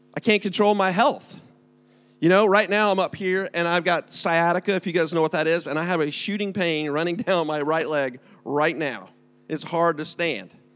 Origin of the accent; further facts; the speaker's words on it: United States; now in United Kingdom; I am from America